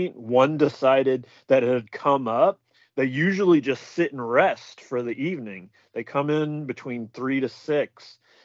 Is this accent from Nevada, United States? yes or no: yes; Reno, Nevada, United States; Nevada and like Reno